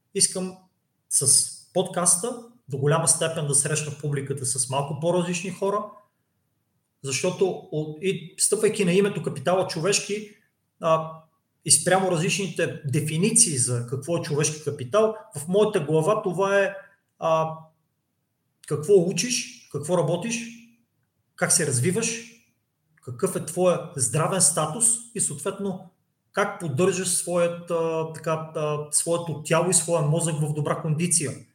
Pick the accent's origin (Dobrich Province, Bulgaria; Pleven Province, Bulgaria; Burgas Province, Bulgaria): Pleven Province, Bulgaria; Cherven Bryag; moved away; аз съм от Червен бряг. Червен бряг също не е голям град.